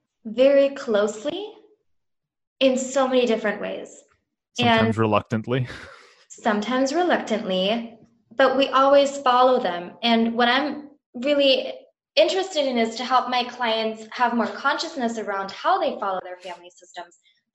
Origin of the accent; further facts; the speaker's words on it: Germany; also born or lived in Indonesia / Amsterdam; now in London, United Kingdom; I grew up in Germany, I have an American family, moved to Indonesia, moved to Amsterdam. Now I live in London.